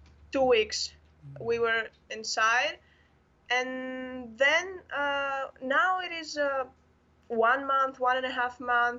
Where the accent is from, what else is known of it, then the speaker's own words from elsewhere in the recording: Athens, Attica, Greece; I'm from Athens, Greece